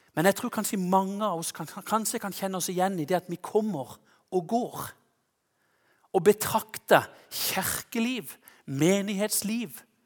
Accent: Konsmo, Agder, Norway; hjemme i Konsmo

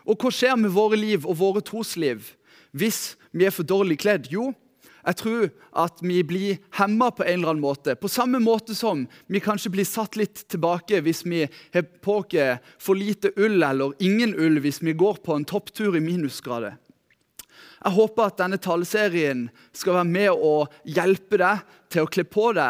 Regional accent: Lyngdal, Agder, Norway; Jeg er født og oppvokst her i Lyngdal. Eh, oppvokst her i Lyngdal misjonskirke

